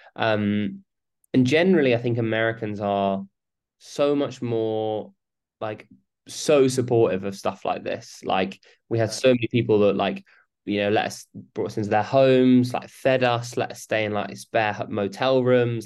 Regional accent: United Kingdom; we're British

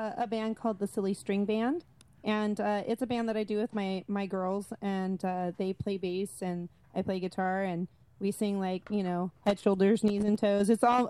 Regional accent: El Paso, Texas, United States; now in Central Valley, California, United States; my hometown, El Paso, Texas.

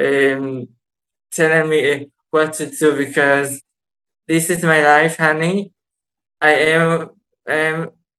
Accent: Israel; I'm from Israel.

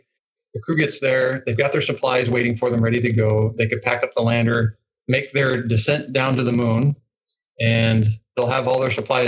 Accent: northern Maine, United States; moved away as an adult; I grew up in Maine, northern Maine, way up north.

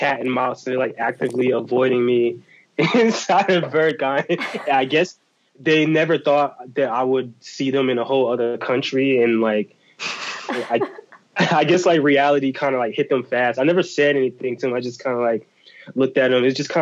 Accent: United States; accent: American; as soon as I would open my mouth and they would hear my accent, they'd be like, oh, he's American

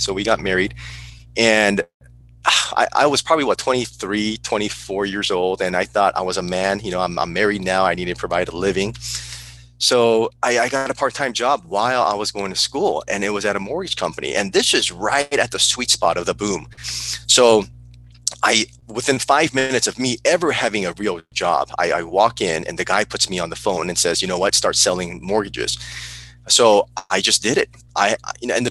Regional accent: Burbank, California, United States; also born or lived in South Korea; I grew up in Burbank, California

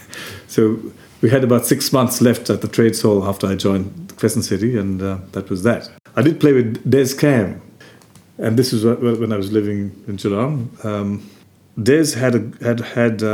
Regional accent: Colombo, Western Province, Sri Lanka; moved away; growing up in Colombo

